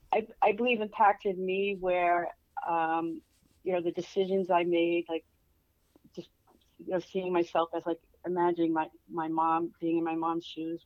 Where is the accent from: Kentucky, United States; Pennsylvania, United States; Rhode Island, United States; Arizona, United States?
Rhode Island, United States; I loved it. Compared to where I am now, I just remember the ocean, growing up near the ocean, being near the water.